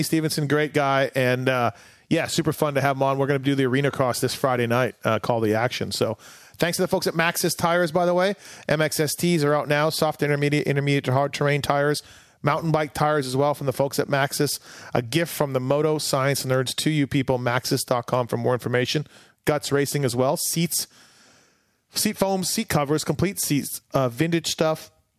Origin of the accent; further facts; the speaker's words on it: Canada; So I remember too, like obviously growing up in Canada, we have football stadiums, but they're, you know, they're CFL stadiums.